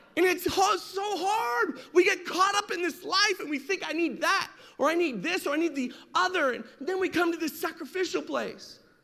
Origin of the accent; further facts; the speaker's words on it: Las Vegas, Nevada, United States; I grew up in Las Vegas during my teen years.